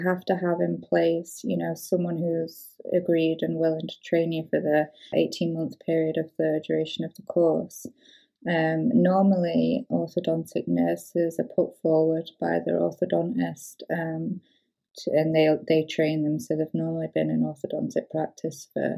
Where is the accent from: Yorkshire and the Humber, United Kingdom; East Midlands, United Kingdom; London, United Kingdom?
Yorkshire and the Humber, United Kingdom; York; moved away as an adult; now in Edinburgh, United Kingdom; I'm from York, South Yorkshire